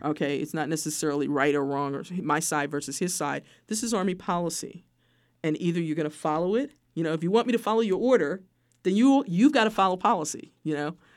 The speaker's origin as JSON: {"language": "English", "town": "New York City", "region": "New York", "country": "United States", "tie": "born or raised there", "moved": "yes", "said": "I'm a kid from Brooklyn, New York"}